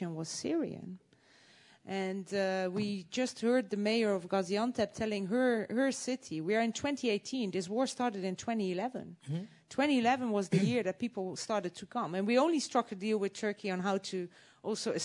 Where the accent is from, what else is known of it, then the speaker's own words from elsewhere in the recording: Netherlands; I would not be here a proud representative of Holland